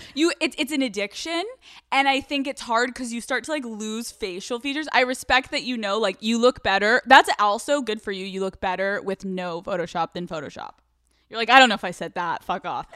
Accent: Newtown, Pennsylvania, United States; I'm from Pennsylvania

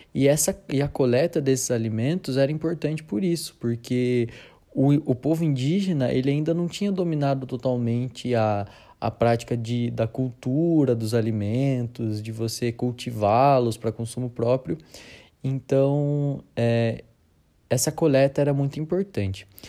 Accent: Sorocaba, São Paulo, Brazil; nós aqui, é, que somos de, de Sorocaba, né, do interior de São Paulo

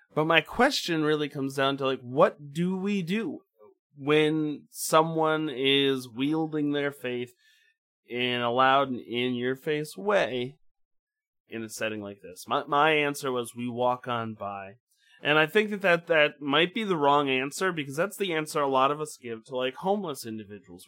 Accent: Midwest, United States; my Midwestern Eden, well, Midwestern Protestant upbringing

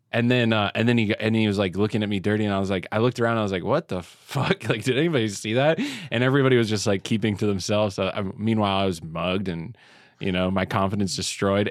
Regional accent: Canada; now in New York, United States; I'm already Canadian.

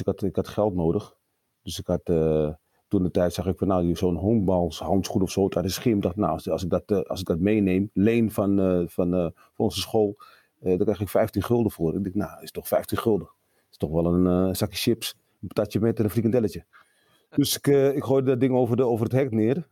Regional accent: Amsterdam, North Holland, Netherlands; also born or lived in Suriname; opgegroeid in Amsterdam, Amsterdam Zuid

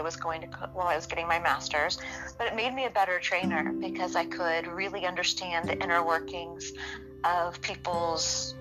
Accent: Los Angeles, California, United States; I've been born and raised in Southern California. Been here my whole life. And I grew up at the beach

